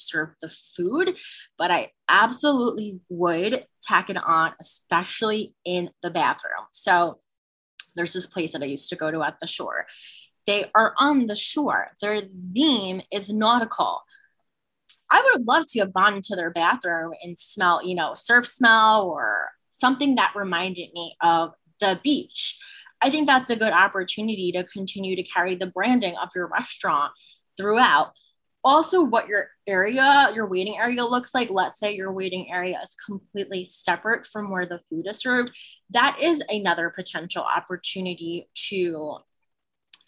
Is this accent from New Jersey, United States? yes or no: yes; New Jersey, United States; from Jersey. Like I mentioned, also Italian